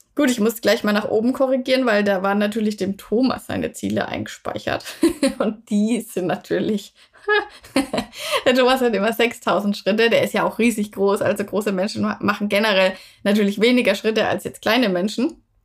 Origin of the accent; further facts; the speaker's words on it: Würzburg, Bavaria, Germany; da, wo ich herkomme, also Würzburg, Franken